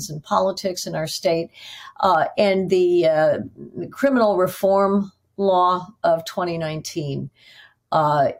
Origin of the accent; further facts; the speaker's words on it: Northwest Indiana, United States; now in New York, United States; I grew up in Northwest Indiana, so not far from Michigan at all